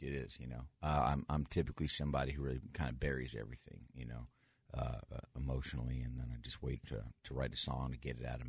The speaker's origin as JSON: {"language": "English", "area": "Catskill Mountains", "region": "New York", "country": "United States", "tie": "born or raised there", "said": "I'm from the Catskill Mountains"}